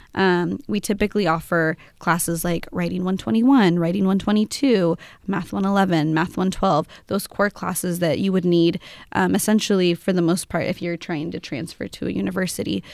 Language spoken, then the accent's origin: English; Amity, Oregon, United States; I grew up in an Amity area, so I come from Amity High School